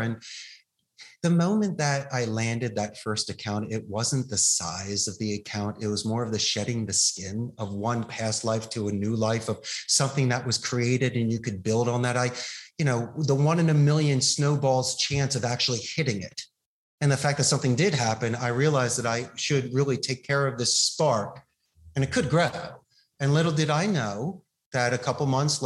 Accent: Philadelphia, Pennsylvania, United States; now in Costa Rica; growing up in Philadelphia

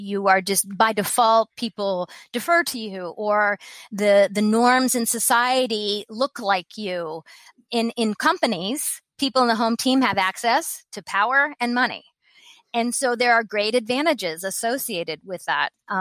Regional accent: Columbus, Ohio, United States; also born or lived in Japan; I grew up in the home team in America. I grew up in Columbus, Ohio

